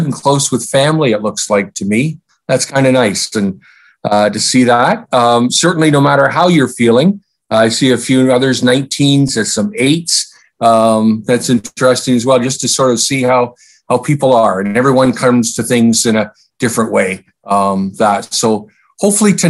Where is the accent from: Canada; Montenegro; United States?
Canada